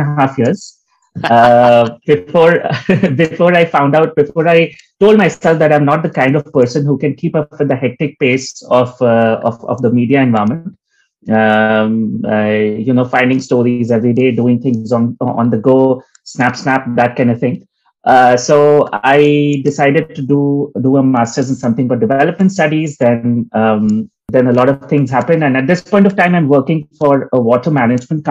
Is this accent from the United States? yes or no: no; India; I grew up in India